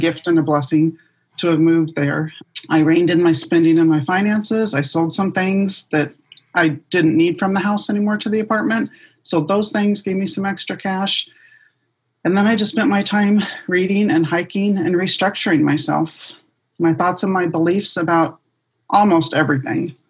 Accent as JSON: {"language": "English", "region": "Southern California", "country": "United States", "tie": "born or raised there", "moved": "yes", "lives_now": "Las Vegas, United States", "said": "I grew up in Southern California and I moved here to Las Vegas"}